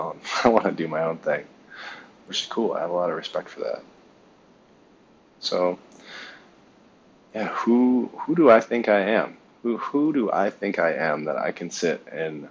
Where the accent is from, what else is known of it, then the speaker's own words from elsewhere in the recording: Ann Arbor, Michigan, United States; moved away as an adult; also born or lived in Taiwan; I was born in Ann Arbor, Michigan, at St. Joe's Hospital, to a big family.